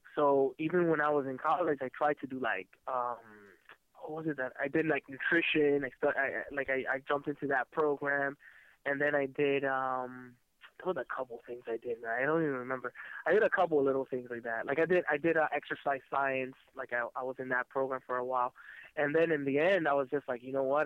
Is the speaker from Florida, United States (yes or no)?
yes; Miami, Florida, United States; also born or lived in San Francisco; mostly in uh, in Miami, Florida